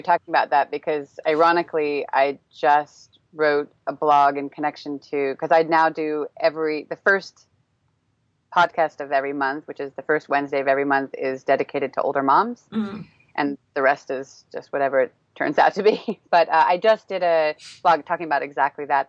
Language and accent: English; Northern California, United States; moved away as an adult; now in Prague, Czech Republic; I grew up in Northern California